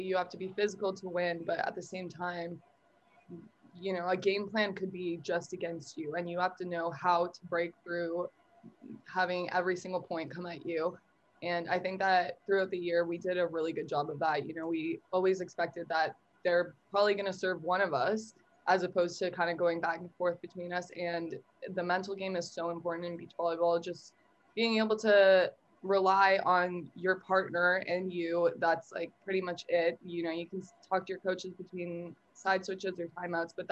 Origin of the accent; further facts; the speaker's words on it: Toronto, Ontario, Canada; moved away as an adult; now in Jacksonville, United States; I am a redshirt sophomore, and I'm from Toronto, Ontario